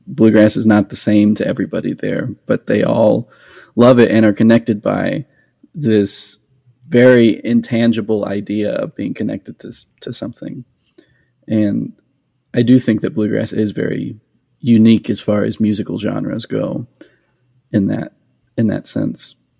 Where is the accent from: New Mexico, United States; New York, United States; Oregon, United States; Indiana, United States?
New Mexico, United States; now in Nashville, United States; I grew up in New Mexico where there wasn't very much bluegrass